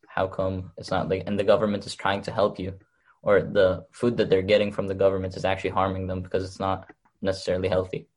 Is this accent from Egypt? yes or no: yes; Egypt; now in Chelmsford, United States; I was born in Egypt